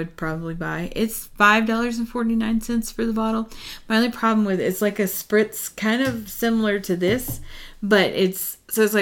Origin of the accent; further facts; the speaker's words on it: Texas, United States; also born or lived in Houston; now in Colorado, United States; we're from Texas.